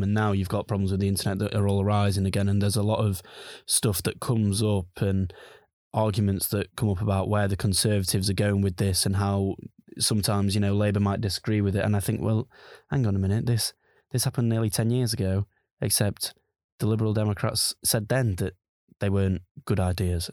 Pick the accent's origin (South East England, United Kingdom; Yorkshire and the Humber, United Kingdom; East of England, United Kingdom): Yorkshire and the Humber, United Kingdom; Sheffield; I'm from the Sheffield region